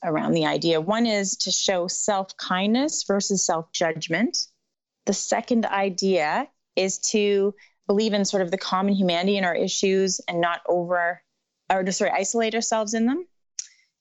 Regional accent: Canada; also born or lived in Caribbean; I hail from Canada

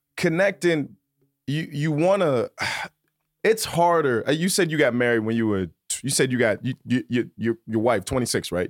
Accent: Virginia, United States; moved away; also born or lived in New York City; I'm from Virginia

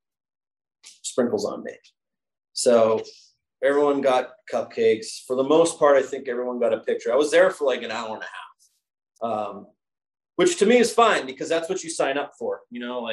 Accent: Northeast, United States; moved away; growing up in the Northeast

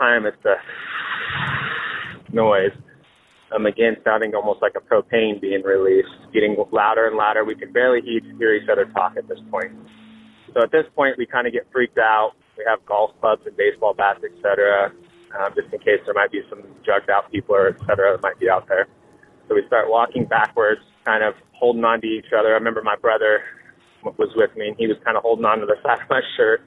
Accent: Salina, Kansas, United States; I'm from Salina, Kansas.

